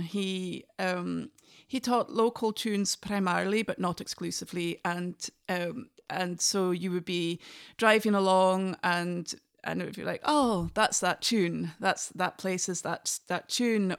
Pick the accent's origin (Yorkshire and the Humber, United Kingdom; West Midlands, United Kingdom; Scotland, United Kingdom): Scotland, United Kingdom; Inverness; first language English; moved away as an adult; also born or lived in Oslo, Norway; now in Norway; I'm from the north of Scotland. I'm from Inverness. And, um, I was brought up with fiddle